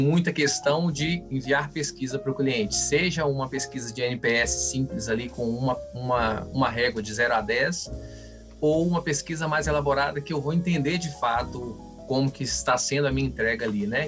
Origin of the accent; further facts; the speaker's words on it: Minas Gerais, Brazil; Como bom mineiro